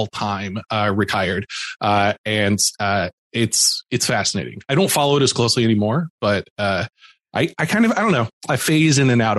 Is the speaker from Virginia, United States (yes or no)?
no; Louisville, Kentucky, United States; I grew up in Louisville, Kentucky, which is a couple of hours away from Cincinnati.